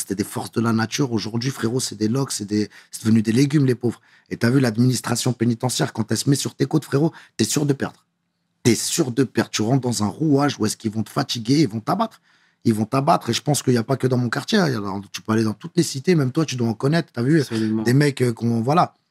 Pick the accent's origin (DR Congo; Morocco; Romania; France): France; Paris, Île-de-France; Je suis vraiment de Belleville